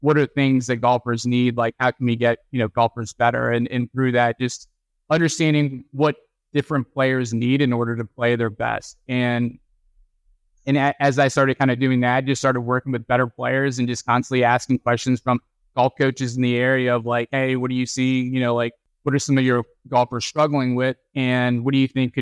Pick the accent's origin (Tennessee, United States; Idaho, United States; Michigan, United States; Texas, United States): Texas, United States; moved away as an adult; now in North Carolina, United States; I grew up in Texas, and Texas, if you don't play football, something's wrong with you